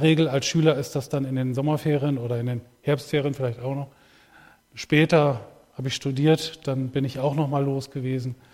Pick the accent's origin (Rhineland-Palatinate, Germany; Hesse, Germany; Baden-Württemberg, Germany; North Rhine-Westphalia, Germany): North Rhine-Westphalia, Germany; Ibbenbüren; ich komme aus Ibbenbüren.